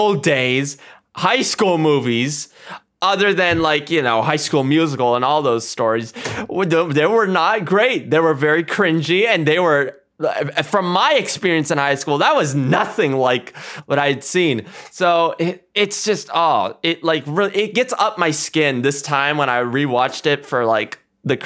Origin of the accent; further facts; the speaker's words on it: India; I'm Indian